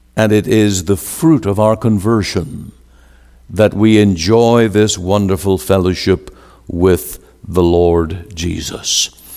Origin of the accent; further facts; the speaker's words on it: Northern Ireland, United Kingdom; moved away as an adult; now in Surrey, Canada; I was born in Northern Ireland.